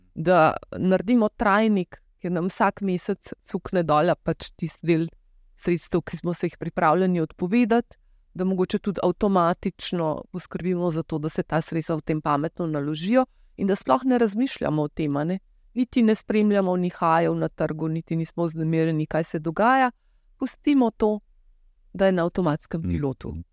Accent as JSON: {"language": "Slovenian", "country": "Slovenia"}